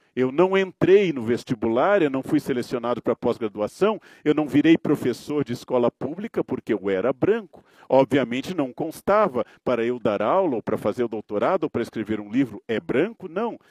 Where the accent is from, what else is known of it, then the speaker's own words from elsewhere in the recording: Brazil; Eu nasci homem, eu nasci branco no Brasil